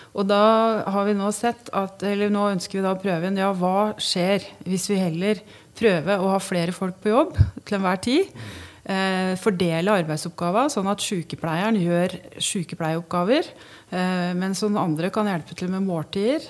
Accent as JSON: {"language": "Norwegian", "town": "Hamar", "region": "Innlandet", "country": "Norway", "said": "vi er mer bevisst på vår identitet som, som havmarsing"}